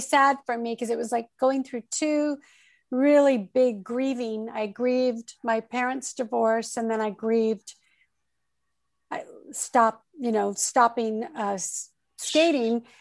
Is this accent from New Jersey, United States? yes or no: no; Torrance, California, United States; also born or lived in Oakland, California; I grew up in the South Bay area of Southern California and I'm a Southern California girl, really.